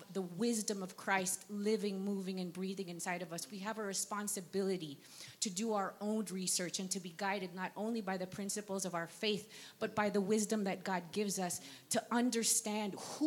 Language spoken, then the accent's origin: English; United States; now in Nigeria; Being an American, now living in Nigeria